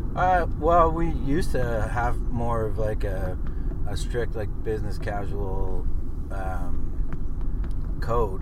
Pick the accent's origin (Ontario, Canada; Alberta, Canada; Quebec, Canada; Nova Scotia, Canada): Nova Scotia, Canada; Lower Sackville; we grew up together in Cavalier